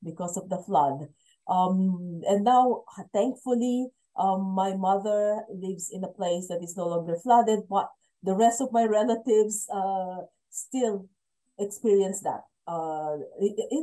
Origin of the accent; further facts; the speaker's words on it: Central Luzon, Philippines; I am from the Philippines. I grew up in a province called Bulacan.